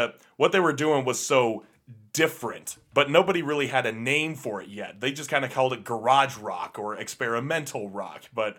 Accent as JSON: {"language": "English", "town": "Detroit", "region": "Michigan", "country": "United States", "said": "let's just try and make it rugged, because we're from Detroit. We're from one of the biggest producers of cars. We're living next to steam mills and factories"}